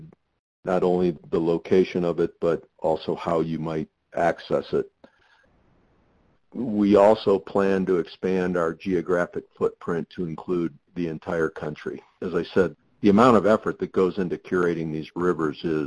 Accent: Michigan, United States; I grew up in Michigan

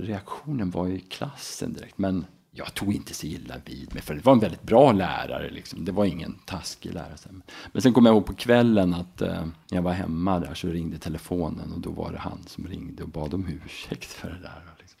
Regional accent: Mora, Dalarna County, Sweden; also born or lived in Uppsala / Enköping / Falun / United States; då hamnar jag också lite närmare min hemstad, Mora

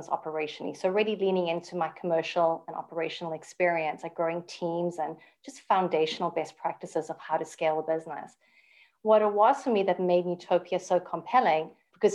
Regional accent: South Africa; moved away as an adult; now in Canada; born and bred in South Africa, I immigrated when I was literally 5 days married to my husband.

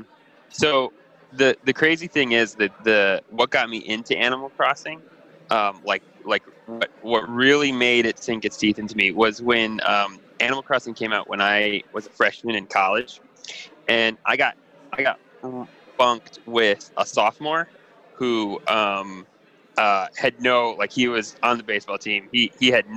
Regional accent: Michigan, United States; we're from Michigan

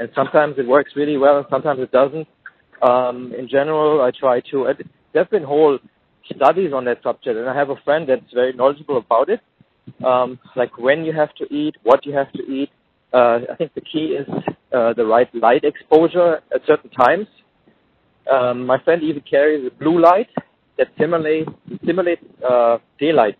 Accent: Jacksonville, Florida, United States; my hometown, in Jacksonville

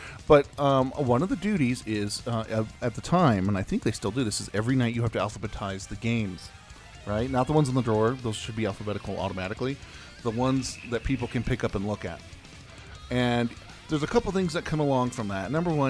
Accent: New York, United States; It's an old Australian game, I'm from New York, not Australia, that I used to play on my GameCube.

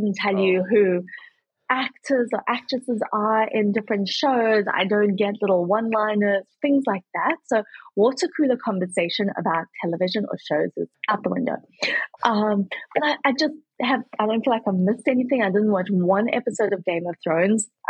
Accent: South Africa; moved away as an adult; also born or lived in Kentucky; now in United States

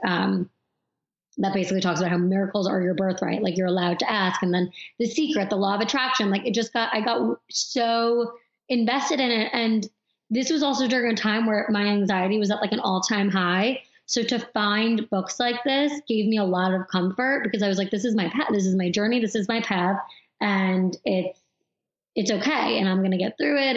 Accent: Long Island, New York, United States; I grew up on Long Island

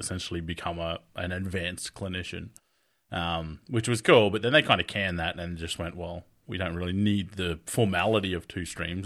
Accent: Australia; I'm from Australia

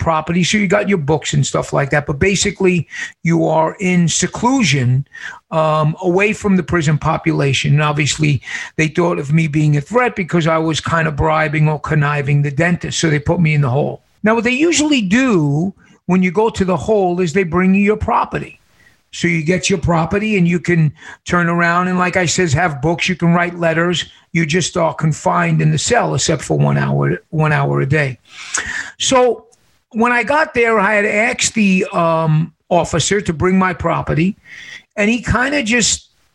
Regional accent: New York City, New York, United States; now in Casa Grande, United States; I was born and raised in New York City

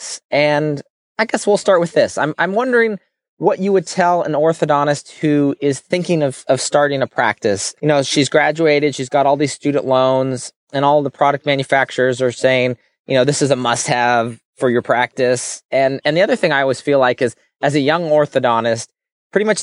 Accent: North Carolina, United States; I'm from North Carolina, where barbecue has a very specific definition

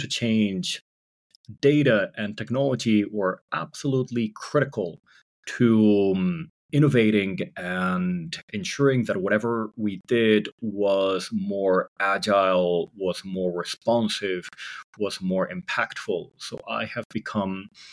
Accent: San Francisco Bay Area, California, United States; I grew up in the San Francisco Bay Area

